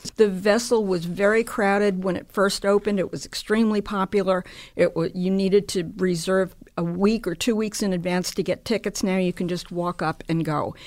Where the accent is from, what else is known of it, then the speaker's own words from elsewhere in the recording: New York City, New York, United States; I grew up on Dykeman Street, right by the Dykeman House